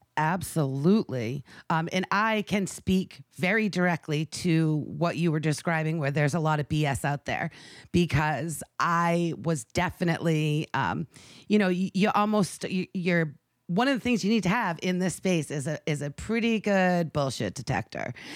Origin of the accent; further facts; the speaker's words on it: Maine, United States; my home state of Maine